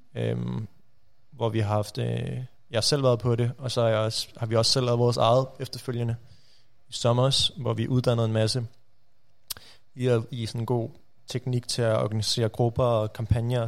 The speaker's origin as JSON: {"language": "Danish", "area": "Rudersdal Municipality", "region": "Capital Region of Denmark", "country": "Denmark", "said": "Rudersdal Kommune, mm. øh, der hvor jeg kommer fra"}